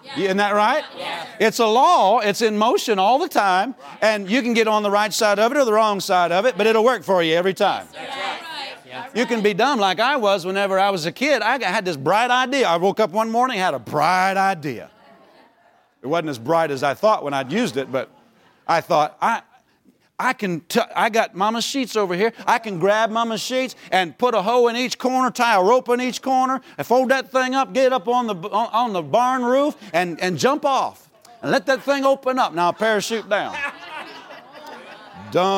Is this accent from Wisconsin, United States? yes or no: no; Pennsylvania, United States; moved away as an adult; also born or lived in Tulsa, Oklahoma; we grew up in Pennsylvania